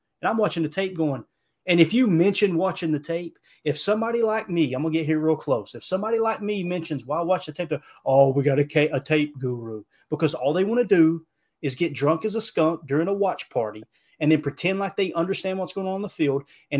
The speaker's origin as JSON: {"language": "English", "area": "Harlan County", "region": "Kentucky", "country": "United States", "said": "I'm from Harlan County, Kentucky."}